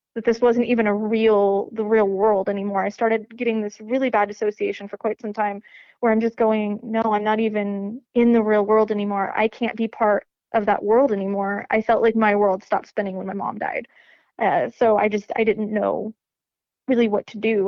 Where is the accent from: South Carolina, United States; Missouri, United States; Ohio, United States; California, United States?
Missouri, United States; Lebanon; I grew up in Lebanon, Missouri, little tiny hick hole uh, town that civilization forgot about